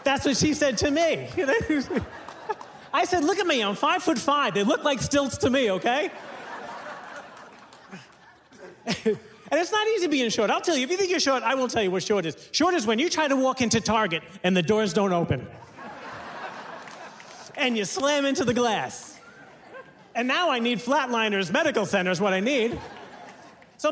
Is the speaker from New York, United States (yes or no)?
yes; New York, United States; But I'm from New York.